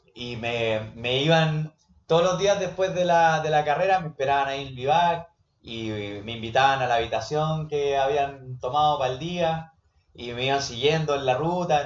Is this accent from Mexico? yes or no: no; Iquique, Tarapacá, Chile; yo soy de Iquique